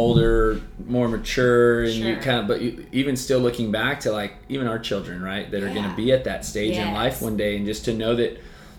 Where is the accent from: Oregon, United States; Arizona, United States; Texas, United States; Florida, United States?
Texas, United States; Cypress; So I went to Cy Creek.